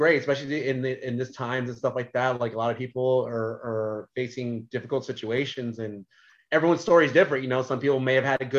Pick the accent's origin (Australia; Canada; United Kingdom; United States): United States; Central Valley, California; moved away as an adult; also born or lived in San Diego; all I grew up with in the Central Valley.